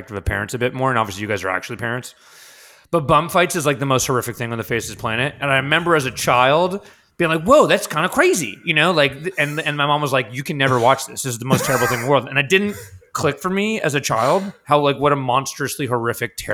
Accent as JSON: {"language": "English", "town": "New York City", "region": "New York", "country": "United States", "tie": "born or raised there", "said": "growing up in New York City"}